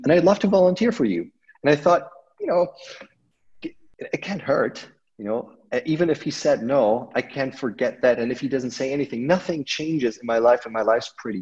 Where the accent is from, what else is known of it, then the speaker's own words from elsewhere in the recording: outside of Munich, Bavaria, Germany; I grew up outside of Munich, Germany.